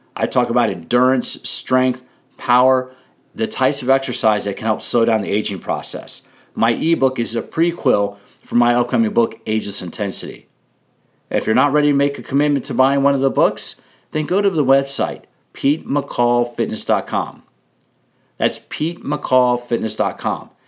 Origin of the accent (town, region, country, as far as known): United States; also born or lived in Washington D.C.